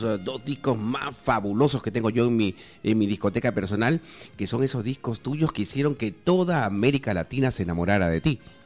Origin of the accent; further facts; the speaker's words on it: Peru; moved away; yo soy peruano y durante eh, muchísimos años he sido locutor en, mi patria desde el año 1983